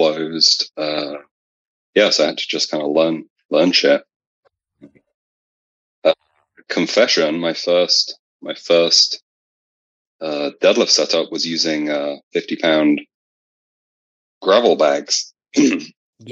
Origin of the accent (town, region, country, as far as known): England, United Kingdom; moved away as an adult; now in California, United States